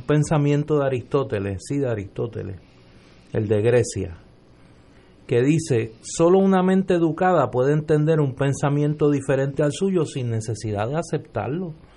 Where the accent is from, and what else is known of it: Puerto Rico